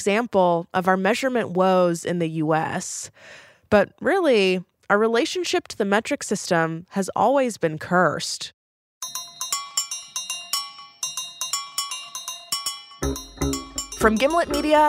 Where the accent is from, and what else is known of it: United States